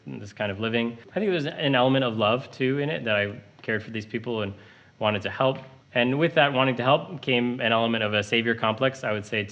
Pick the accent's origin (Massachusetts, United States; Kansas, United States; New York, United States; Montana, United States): Montana, United States; moved away as an adult; now in Chicago, United States; I moved here to Uptown from Montana, where I grew up